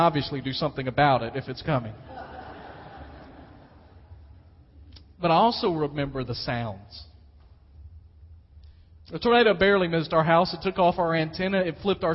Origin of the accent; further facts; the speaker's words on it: West Tennessee, United States; moved away; also born or lived in Dyersburg, Tennessee; I grew up in West Tennessee